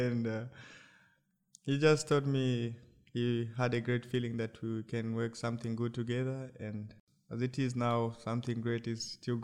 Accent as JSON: {"language": "English", "region": "Lusaka Province", "country": "Zambia", "said": "I came from Lusaka province"}